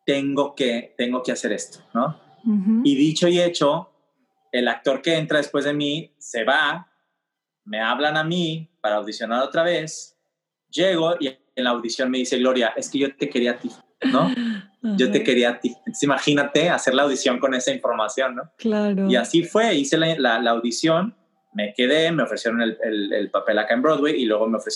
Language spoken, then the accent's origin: Spanish; Cuba; Siendo latino, cubano, no es la misma reacción que tienes en Miami